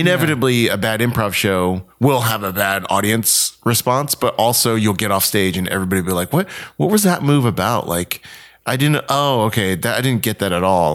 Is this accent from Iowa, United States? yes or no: no; Houston, Texas, United States; moved away as an adult; also born or lived in Columbus, Mississippi / Raleigh, North Carolina / Winston-Salem, North Carolina / New York City; now in Los Angeles, United States; I grew up in Houston, Texas